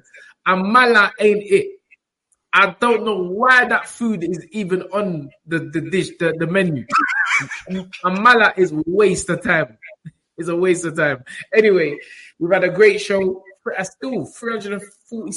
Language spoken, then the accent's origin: English; Ghana; I'm Ghanaian.